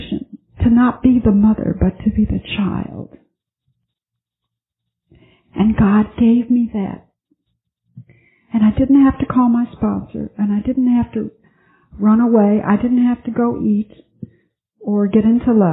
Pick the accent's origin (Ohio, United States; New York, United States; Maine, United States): New York, United States; Buffalo; moved away; I flew to Buffalo, my hometown, and I visited my girlfriend from high school